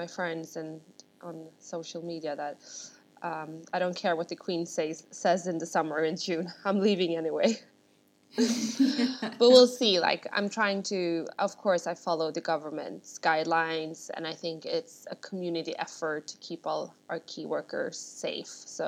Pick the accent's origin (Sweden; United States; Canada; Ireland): Sweden; Stockholm, Stockholm County; moved away as an adult; now in London, United Kingdom; So I'm born and raised in Sweden, with Russian parents, and I grew up in Stockholm.